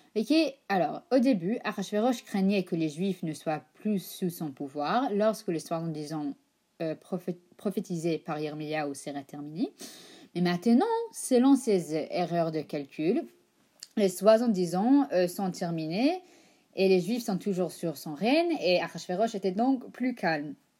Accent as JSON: {"language": "French", "country": "United States", "accent": "American Ashkenazi", "said": "parle avec un accent américain ashkenaz"}